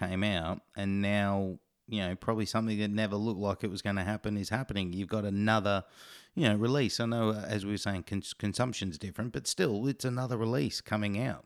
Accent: Queensland, Australia; as a Queenslander

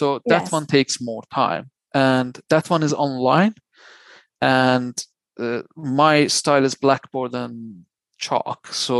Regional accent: Iran; also born or lived in Luxembourg; now in United Kingdom; When I came to Europe from Iran, I went to Luxembourg, which is a slightly small country.

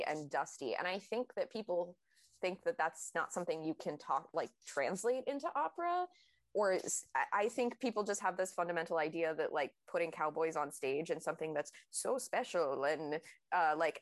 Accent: the South, United States; I am from the South

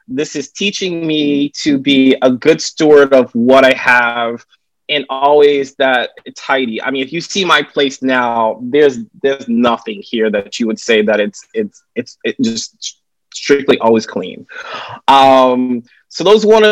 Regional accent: Raleigh, North Carolina, United States; moved away as an adult; also born or lived in San Francisco / Syracuse; now in New York City, United States; I currently live here in New York City. I've spent most of my adult life here, but I'm originally from Raleigh, North Carolina. So I'm still a Southern boy at heart

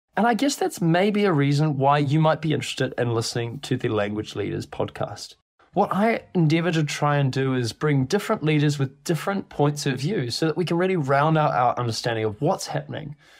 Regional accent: New Zealand; moved away as an adult; now in London, United Kingdom; I live in London, but you also probably can tell from my accent I'm not actually from here. I'm from New Zealand.

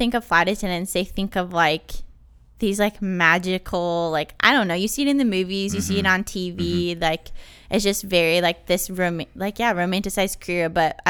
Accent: North Carolina, United States; I'm from North Carolina, and kind of just was like, I don't know, I want to do something different.

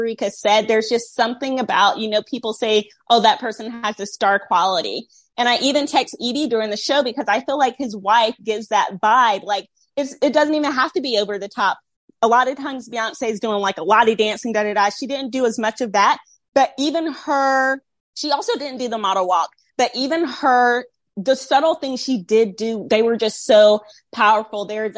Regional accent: Southern US, United States; Also, I grew up in the Bible Belt with a somewhat suppressed sexuality.

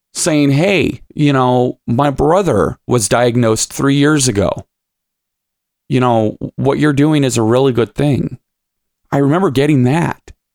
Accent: Lima, Ohio, United States; now in Toledo, United States; I'm originally from, born and raised in Lima, Ohio

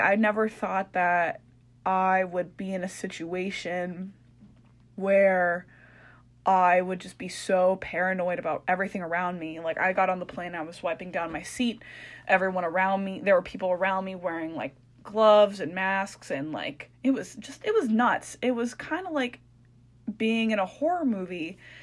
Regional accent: Anchorage, Alaska, United States; moved away as an adult; we're both from Anchorage

